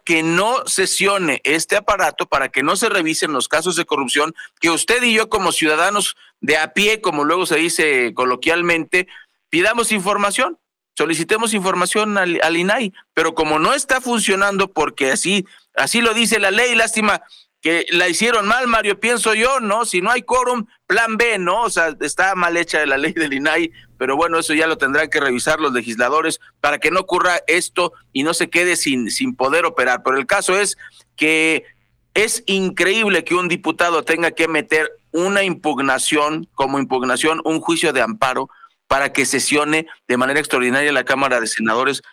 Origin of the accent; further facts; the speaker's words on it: Mexico; como mexicano, como ciudadano